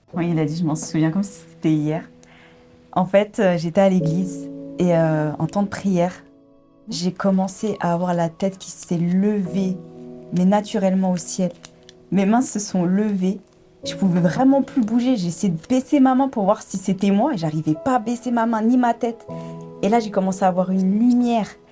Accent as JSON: {"language": "French", "area": "Paris suburbs", "region": "Île-de-France", "country": "France", "tie": "born or raised there", "said": "je suis née à, à Paris et j'ai grandi en région parisienne, en banlieue parisienne."}